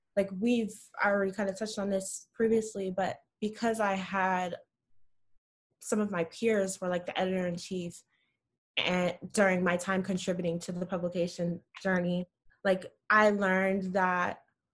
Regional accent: Orlando, Florida, United States; moved away as an adult; now in Brooklyn, United States; growing up in Orlando, I lived in the suburbs

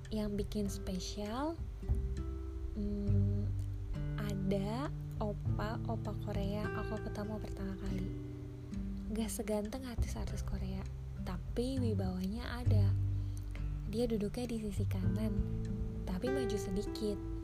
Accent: Indonesia; saya dari Indonesia

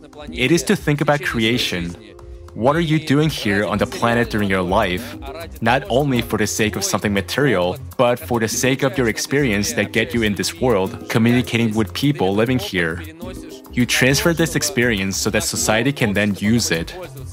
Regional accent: Kazan, Tatarstan, Russia; now in Moscow, Russia; I am from Kazan. I live in Moscow.

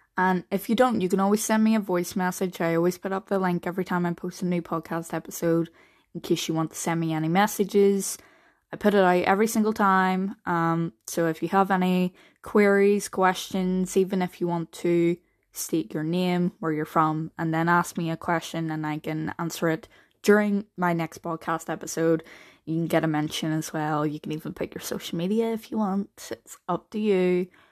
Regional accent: Northern Ireland, United Kingdom; I'm only from Northern Ireland

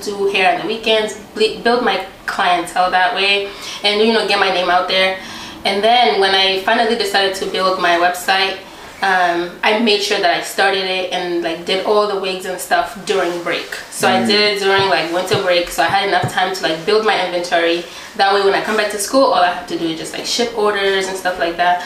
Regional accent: United States; English is a second language; also born or lived in Tanzania; I was born in a refugee camp. So we lived there for like 9 years, and finally we were able to come to America through like immigration, and I came when I was like 9 years old

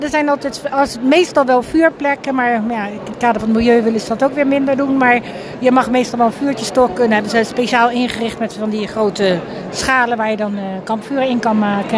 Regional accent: The Hague, South Holland, Netherlands; kom uit Den Haag

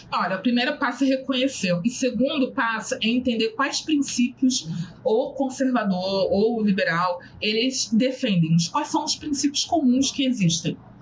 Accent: Rio de Janeiro, Brazil; Eu sou do Rio, é, o subúrbio

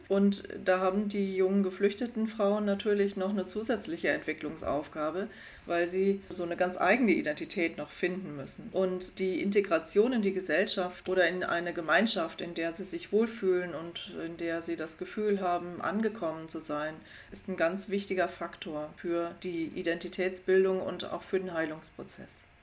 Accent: Germany; bei uns in Deutschland

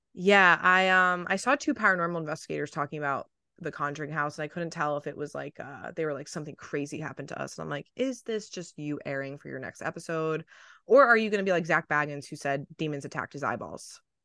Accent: New Jersey, United States; I grew up in New Jersey

